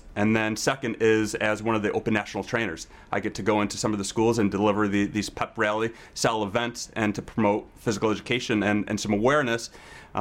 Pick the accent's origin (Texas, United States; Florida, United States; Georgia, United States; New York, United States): New York, United States; Cortland; I am from Cortland, New York.